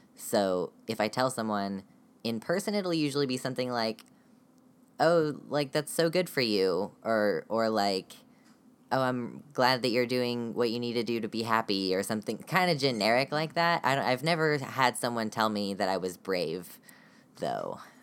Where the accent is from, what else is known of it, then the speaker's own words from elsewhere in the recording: United States; I am from the United States